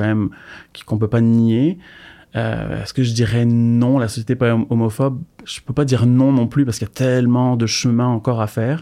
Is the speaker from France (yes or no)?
yes; France; moved away as an adult; now in Montreal, Canada; je suis originaire de France et ça fait plus de 6 ans maintenant que j'habite à Montréal